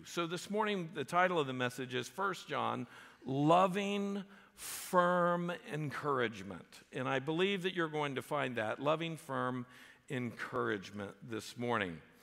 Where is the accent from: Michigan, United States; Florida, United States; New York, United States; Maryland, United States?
Florida, United States; South; I grew up in South Florida